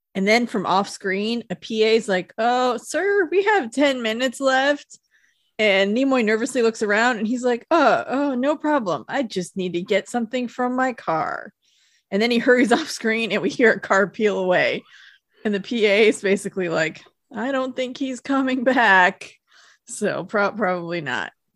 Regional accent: South Lake Tahoe, United States; moved away; my hometown at Heavenly Ski Resort in Lake Tahoe

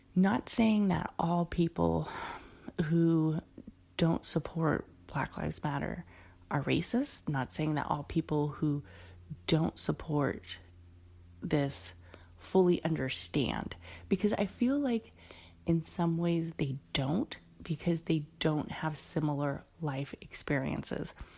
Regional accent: Oakland, California, United States; also born or lived in San Leandro; I grew up in Oakland until I was like about 15

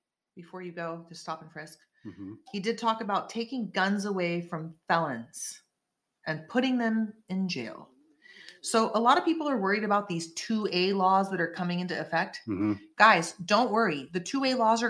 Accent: California, United States; I'm a Californian born and raised in this state, in this beautiful golden state

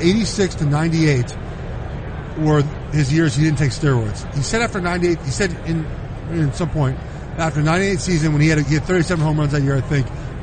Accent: Los Angeles, California, United States; moved away as an adult; also born or lived in Oregon; now in Charlotte, United States; I'm from Los Angeles, for the people who don't know. I'd never been to the South before.

